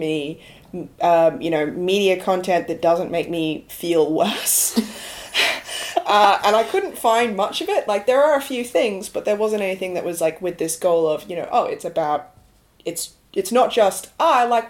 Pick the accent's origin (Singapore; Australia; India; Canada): Australia; Play School, which we watched as Australian children.